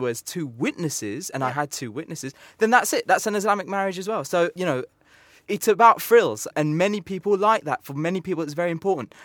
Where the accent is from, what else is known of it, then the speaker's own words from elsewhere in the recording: United Kingdom; I'm British. I live in England.